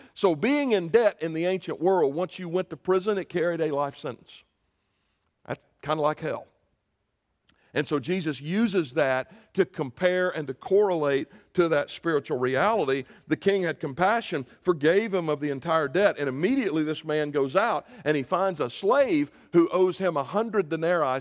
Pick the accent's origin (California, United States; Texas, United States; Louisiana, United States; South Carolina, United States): South Carolina, United States; moved away; my home state, into Spartanburg